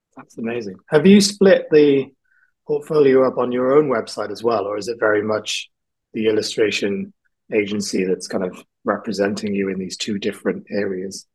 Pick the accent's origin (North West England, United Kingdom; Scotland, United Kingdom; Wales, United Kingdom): Wales, United Kingdom; South; also born or lived in England; now in London, United Kingdom; I grew up in South Wales, I was born in England